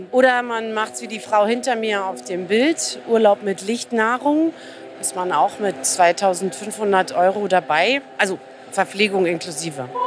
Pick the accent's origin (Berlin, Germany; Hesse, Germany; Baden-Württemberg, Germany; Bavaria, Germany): Berlin, Germany; Ich komme ja aus Berlin.